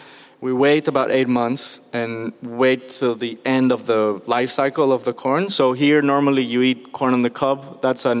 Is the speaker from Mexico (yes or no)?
yes; Mexico City, Mexico; I grew up in Mexico City.